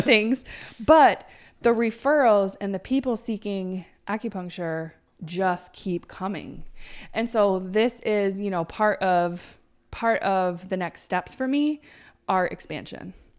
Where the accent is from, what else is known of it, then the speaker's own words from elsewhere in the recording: Plattsburgh, New York, United States; moved away as an adult; I might move back to Plattsburgh because I really wanted my hometown